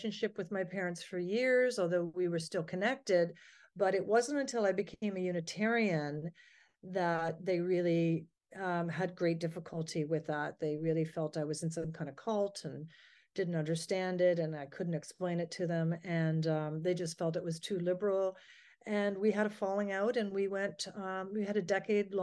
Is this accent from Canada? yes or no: yes; Ontario, Canada; I'm from Ontario, Canada